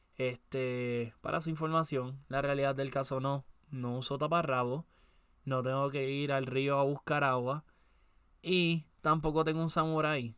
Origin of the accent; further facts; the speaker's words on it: Puerto Rico; soy de Puerto Rico